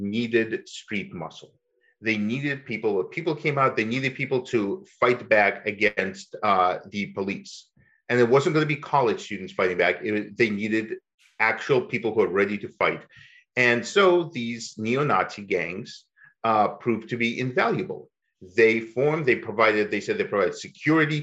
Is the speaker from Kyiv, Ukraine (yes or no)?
no; Kharkiv, Kharkiv Oblast, Ukraine; now in United States; I certainly spent my childhood getting introduced to it in Kharkiv